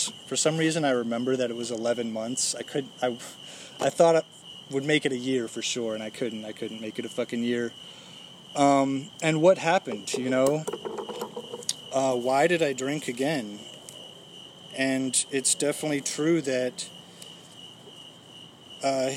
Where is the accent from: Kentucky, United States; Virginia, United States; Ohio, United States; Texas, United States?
Virginia, United States; Fairfax; I'm from Fairfax, Virginia